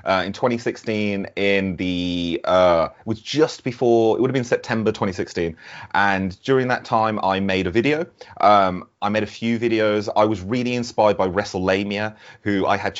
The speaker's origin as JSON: {"language": "English", "town": "Birmingham", "region": "West Midlands", "country": "United Kingdom", "said": "I'm from Birmingham"}